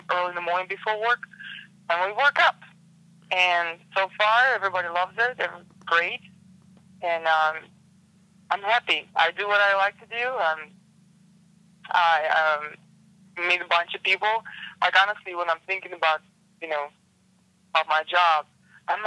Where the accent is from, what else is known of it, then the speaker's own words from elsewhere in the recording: Siberia, Russia; English is a second language; moved away as an adult; now in Virginia, United States; I grew up in Siberia, so kind of rough environment